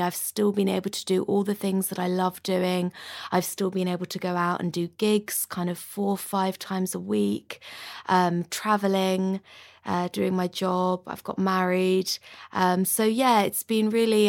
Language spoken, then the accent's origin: English; London, United Kingdom; I'm a musician, born and bred in London.